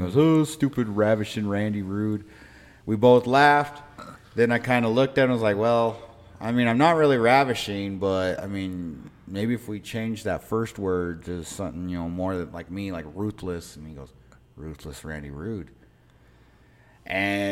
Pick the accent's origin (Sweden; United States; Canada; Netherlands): United States; Pueblo, Colorado; I grew up in Southern Colorado here down in Pueblo